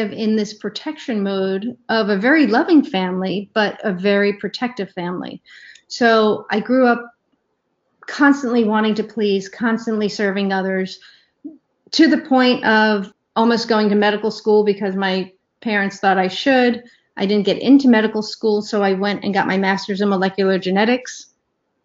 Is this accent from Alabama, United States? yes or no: no; New York, United States; moved away as an adult; also born or lived in Ohio / Washington, D.C. area; I grew up in New York and then moved to Ohio for college and grad school